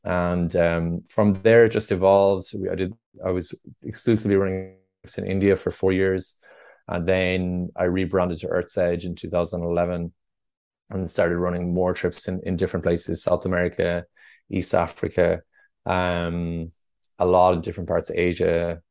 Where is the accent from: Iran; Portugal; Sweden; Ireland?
Ireland; Roscrea, Munster; I grew up in Ross Gray in North Tipperary.